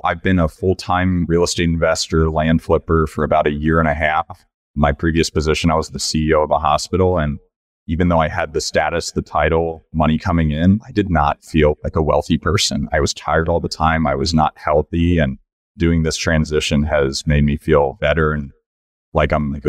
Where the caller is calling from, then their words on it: Colorado Springs, Colorado, United States; Colorado Springs, Colorado.